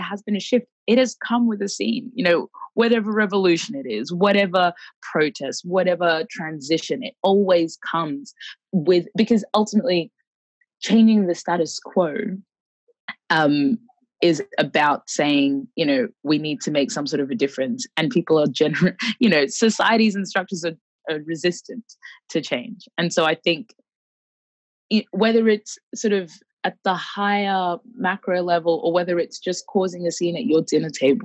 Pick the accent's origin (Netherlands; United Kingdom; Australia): Australia; Brisbane, Queensland; also born or lived in Khartoum, Sudan; I was born in Khartoum, the capital of Sudan. And my family moved to Australia when I was about a year and a half, almost two. And we moved to Brisbane, Australia.